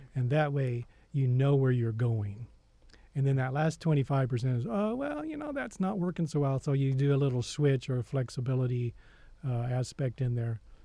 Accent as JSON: {"language": "English", "region": "southern Missouri", "country": "United States", "tie": "born or raised there", "said": "I grew up on a farm in southern Missouri"}